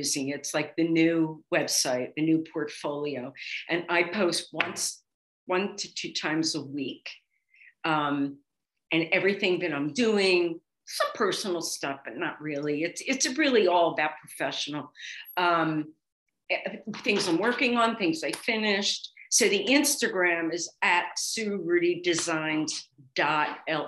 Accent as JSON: {"language": "English", "town": "Atlantic City", "region": "New Jersey", "country": "United States", "tie": "born or raised there", "also_born_or_lived": "Miami / Philadelphia", "moved": "yes", "said": "I grew up in Atlantic City, Margate, and we were beach girls"}